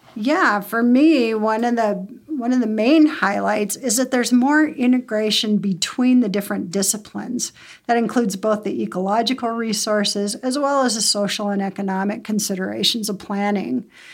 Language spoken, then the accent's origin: English; Bozeman, Montana, United States; I grew up in Bozeman